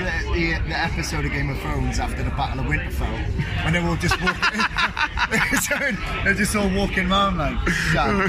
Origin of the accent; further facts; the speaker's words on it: England, United Kingdom; because we're horrible English twats